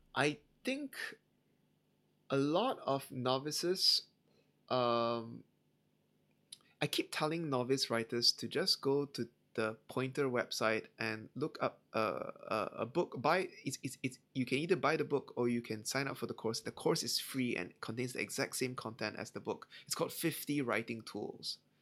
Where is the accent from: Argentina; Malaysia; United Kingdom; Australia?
Malaysia; I, Malaysian, I grew up in Malaysia